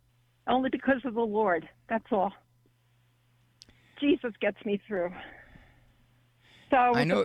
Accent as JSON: {"language": "English", "region": "New Jersey", "country": "United States", "accent": "New Jersey", "said": "I'm from New Jersey."}